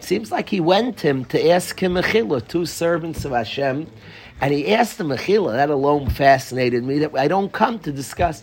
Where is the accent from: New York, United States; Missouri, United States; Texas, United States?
New York, United States; New York City; I grew up in Far Rockaway